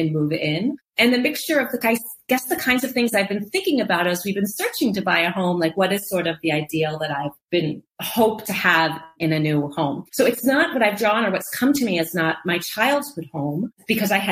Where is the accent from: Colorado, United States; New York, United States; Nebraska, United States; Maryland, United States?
Nebraska, United States; Lincoln; moved away as an adult; also born or lived in Oak Park, Illinois; I was born in Oak Park, a due west suburb of Chicago. My parents met in Chicago. My dad was a lifelong Chicagoan. So I was born in Oak Park and lived there until I was 10. And then my family moved to Lincoln, Nebraska